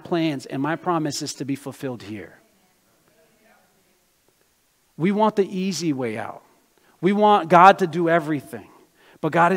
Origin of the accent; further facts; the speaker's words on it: United States; also born or lived in Brazil; I was born in Brazil, but I grew up in America